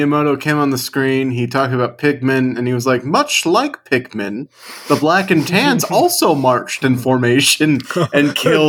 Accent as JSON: {"language": "English", "region": "Scotland", "country": "United Kingdom", "said": "Please don't come for me, a Scot."}